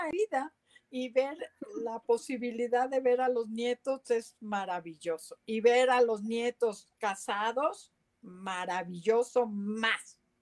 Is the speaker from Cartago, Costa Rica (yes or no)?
no; San José, Costa Rica; yo soy costarricense y me crié en San José de Costa Rica